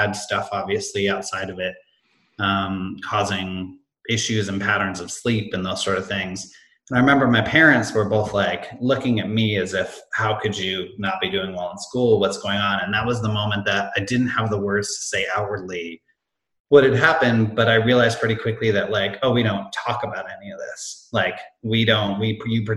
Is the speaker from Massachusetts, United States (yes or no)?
yes; Amherst, Massachusetts, United States; moved away as an adult; also born or lived in Hanover, New Hampshire / Boston; now in Chicago, United States; I grew up in Western Mass in this town called Amherst